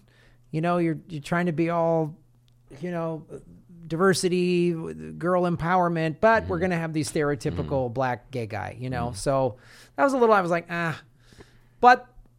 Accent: Evanston, Illinois, United States; I grew up in the North Shore. I went to high school in Evanston, and so those movies resonated a lot with me because I was living in that environment at the time.

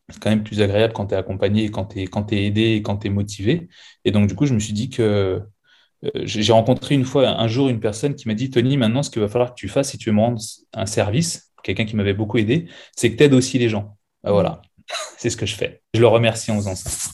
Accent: Seine-Saint-Denis, Île-de-France, France; moved away as an adult; also born or lived in La Désirade, Guadeloupe / Canada / United States; now in Bordeaux, France; j'ai grandi en France, dans le 93, certainement l'un des plus beaux départements de France

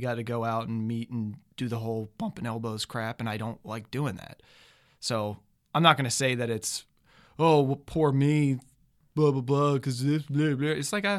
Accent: Warrington, Pennsylvania, United States; moved away as an adult; now in Los Angeles, United States; I'm from Warrington, Pennsylvania, zip code 18976, which is about 45 minutes northwest of Philadelphia.

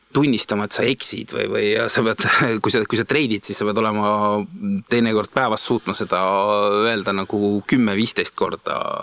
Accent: Viljandi, Viljandi County, Estonia; moved away as an adult; also born or lived in Tallinn; ma olen Viljandist pärit ja peale gümnaasiumi lõpetamist ähm, tulin suure hooga Tallinnasse EBS-i õppima

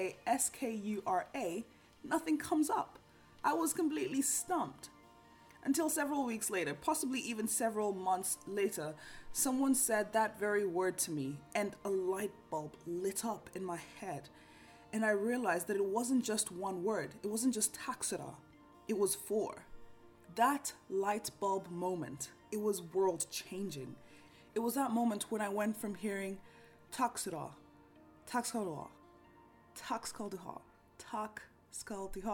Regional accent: Kenya; moved away as an adult; now in Norway; a Kenyan who's grown up with a language like Swahili

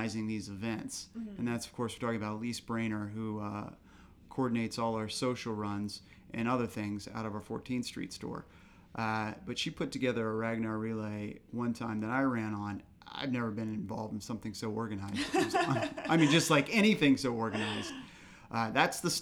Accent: Arlington, Virginia, United States; We're born and raised in Arlington County and now also live in Arlington County

